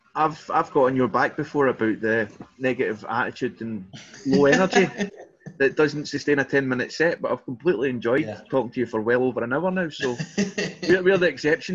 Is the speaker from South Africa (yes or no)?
no; Scotland, United Kingdom; accent: Scottish; That's my Scottish accent.